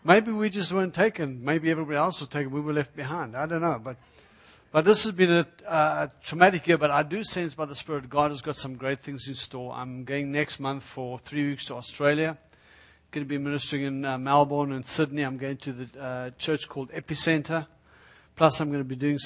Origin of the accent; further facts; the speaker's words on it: South Africa; moved away; also born or lived in Israel; I'm originally from South Africa